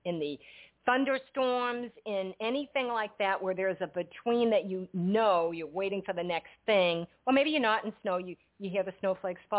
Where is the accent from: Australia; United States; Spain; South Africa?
United States; New England; now in New Jersey, United States; I was born and brought up in New England, and I was transplanted to New Jersey unwillingly.